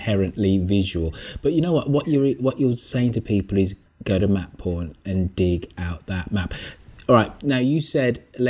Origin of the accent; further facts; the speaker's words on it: England, United Kingdom; Being English